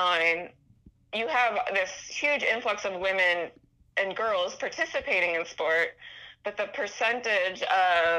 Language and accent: English; Pittsburgh, Pennsylvania, United States; moved away; I grew up in Pittsburgh